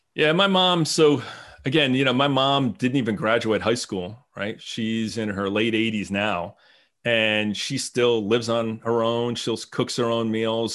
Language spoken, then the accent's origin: English; New Jersey, United States; moved away as an adult; now in Franklin, United States; I grew up in New Jersey